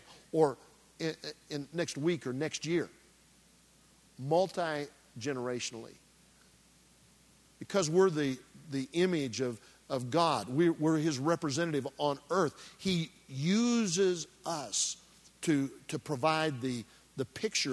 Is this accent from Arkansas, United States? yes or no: no; Nebraska, United States; I grew up in Nebraska